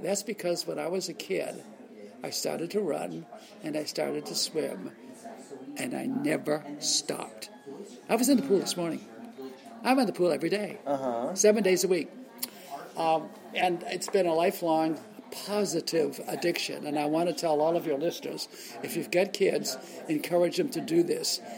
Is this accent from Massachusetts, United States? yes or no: yes; Boston, Massachusetts, United States; I'm growing up in Boston, and I see these films as a kid